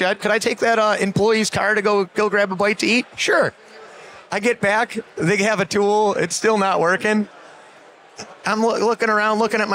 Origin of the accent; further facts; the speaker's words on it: Buffalo, New York, United States; I'm from Buffalo, New York